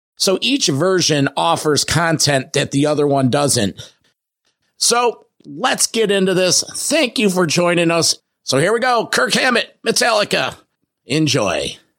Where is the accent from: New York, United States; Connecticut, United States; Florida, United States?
New York, United States; Rochester; my hometown of Rochester, New York.